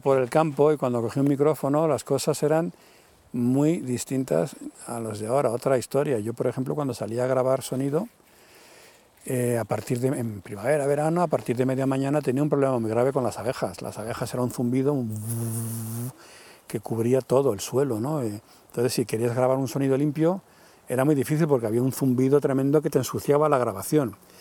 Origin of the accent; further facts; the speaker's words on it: Madrid, Community of Madrid, Spain; moved away as an adult; also born or lived in Sierra de Guadarrama, near Segovia; now in Valsaín, Spain; yo ya me fui de Madrid, yo soy de Madrid, pero me fui hace 30 años, me vine a vivir aquí a la sierra, al lado Segovia